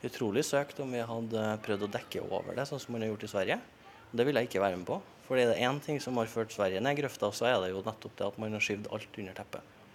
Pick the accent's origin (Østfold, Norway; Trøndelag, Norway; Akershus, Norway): Trøndelag, Norway; now in Oslo, Norway; Jeg hører hjemme i Trøndelag, og der kommer jeg alltid til å høre hjemme.